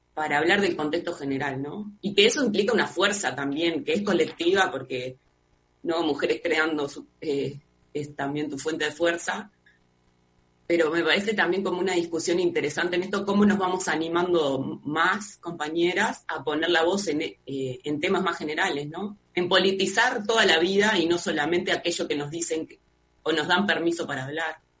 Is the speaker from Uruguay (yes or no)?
yes; Uruguay; acá en Uruguay